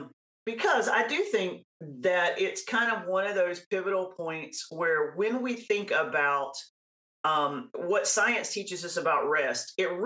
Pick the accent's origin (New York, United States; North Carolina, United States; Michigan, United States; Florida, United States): North Carolina, United States; I was raised in North Carolina